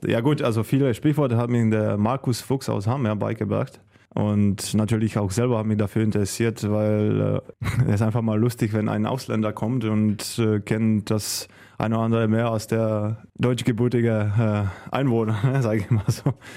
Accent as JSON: {"language": "German", "town": "Karviná", "region": "Moravian-Silesian Region", "country": "Czechia", "also_born_or_lived": "Hamm, Germany / Göppingen, Germany / Balingen, Germany", "second_language": "German", "moved": "as an adult", "lives_now": "Solingen, Germany", "said": "ich komme auch ganz aus dem Osten der, der Republik, äh, aus kleiner"}